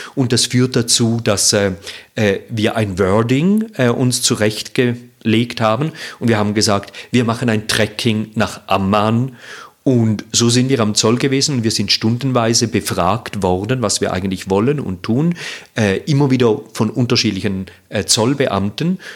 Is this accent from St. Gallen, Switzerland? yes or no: no; Zurich, Switzerland; Ich komme aus Zürich